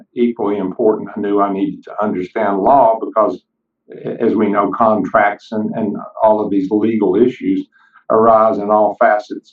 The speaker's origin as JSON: {"language": "English", "town": "Kingsport", "region": "Tennessee", "country": "United States", "tie": "born or raised there", "said": "my hometown of Kingsport, Tennessee"}